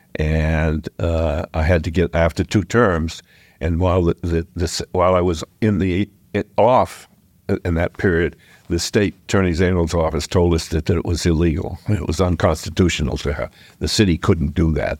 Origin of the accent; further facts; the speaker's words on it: Exeter, New Hampshire, United States; now in Dover, United States; I grew up in Exeter and went to private school